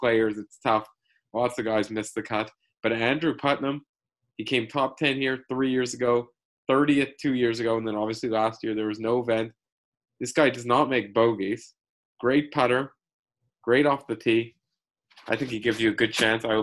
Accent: Canada; As a Canadian

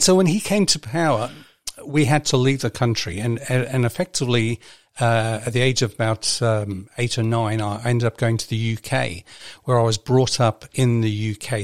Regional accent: Libya; now in New Zealand; when I was growing up in Libya

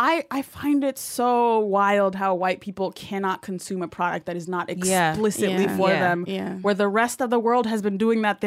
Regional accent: Northern Virginia, United States; I'm not from the South. Well, I'm from the part of Virginia that likes to distance itself from the rest of Virginia. Mm. That's Northern Virginia area. We call ourselves the DMV.

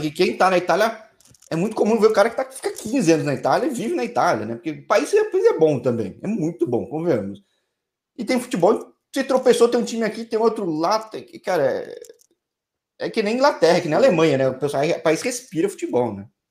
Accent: São Paulo, Brazil; eu sou de São Paulo

